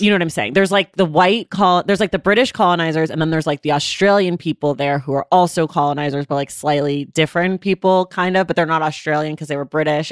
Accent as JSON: {"language": "English", "town": "Oakland", "region": "California", "country": "United States", "said": "I am from Oakland, California."}